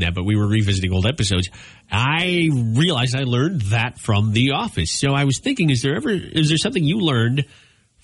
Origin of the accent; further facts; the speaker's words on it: Minnesota, United States; now in Iowa, United States; when I was growing up in Minnesota